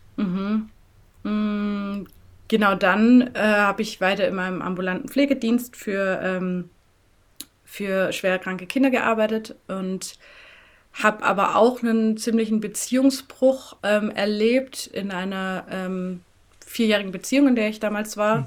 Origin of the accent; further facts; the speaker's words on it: Swabian village near Tübingen, Böblingen, Baden-Württemberg, Germany; accent: southern German; moved away as an adult; also born or lived in Rwanda; now in Berlin, Germany; Also ich bin in einem äh, schönen, beschaulichen schwäbischen Dörflein aufgewachsen. Am Rande des Schönbuchs, also in der Ecke bei Tübingen, Böblingen.